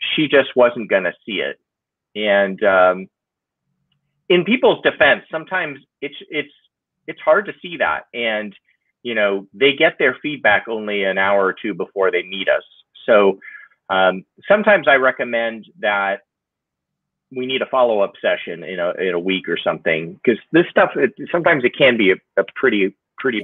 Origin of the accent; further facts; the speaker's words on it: San Diego, California, United States; also born or lived in Los Angeles; I grew up in San Diego